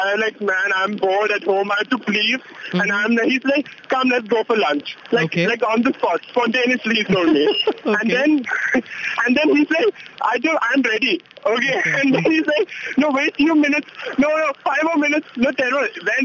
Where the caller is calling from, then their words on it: Bangalore, Karnataka, India; I'm calling from Old Madras Road and walking to Metro.